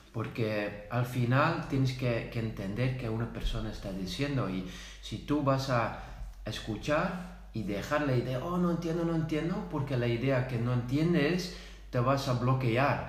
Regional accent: Netherlands; first language Dutch; Spanish is a second language; also born or lived in Zaragoza; yo soy de Holanda, yo vivo aquí

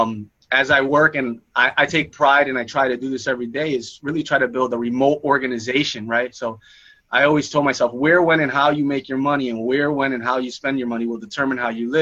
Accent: New York, United States; I grew up in New York

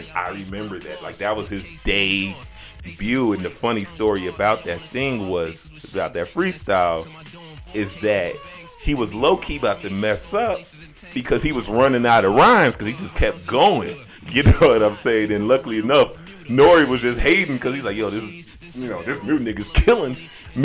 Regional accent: Chicago, Illinois, United States; moved away; I grew up right off the lakefront in Chicago.

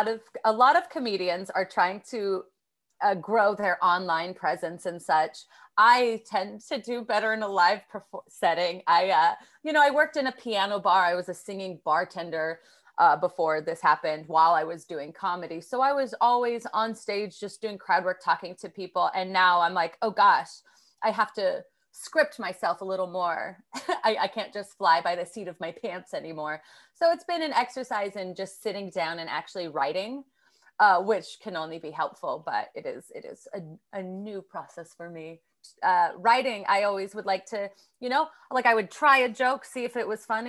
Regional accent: New York City, New York, United States; I'm a comedian from New York City.

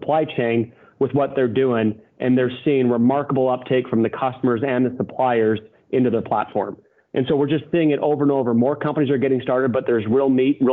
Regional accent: Montana, United States; I grew up on in Montana

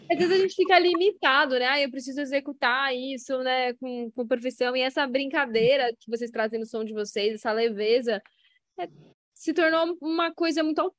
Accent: Brazil; acho que não é que nossa pronúncia é escrota, é que é um brasileiro falando inglês, e eu acho isso rico.

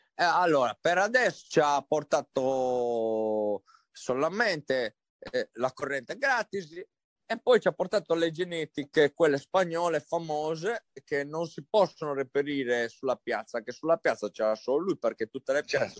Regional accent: Sardinia, Italy; io sono sardo

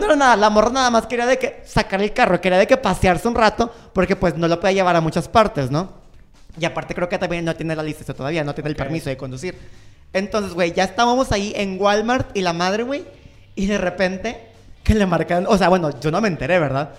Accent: Mexico; soy de México

